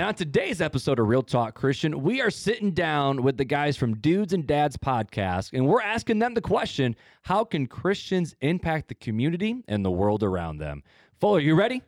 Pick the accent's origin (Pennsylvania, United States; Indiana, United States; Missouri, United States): Indiana, United States; Hammond; now in South Bend, United States; I'm from, you know, right outside Chicago and Hammond, and now I'm in South Bend